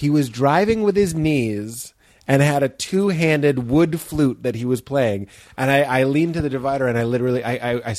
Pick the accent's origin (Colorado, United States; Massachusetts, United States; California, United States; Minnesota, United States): Massachusetts, United States; Lexington; we're from Lexington